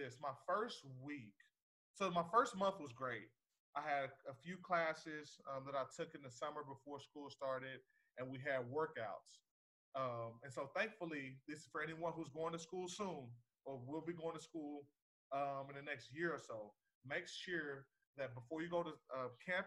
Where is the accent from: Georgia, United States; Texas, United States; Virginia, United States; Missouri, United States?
Texas, United States; I was born and raised in Texas, the greatest state in the country